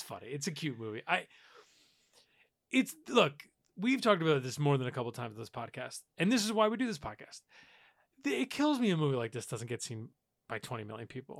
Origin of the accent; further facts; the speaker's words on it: New York, United States; I grew up in New York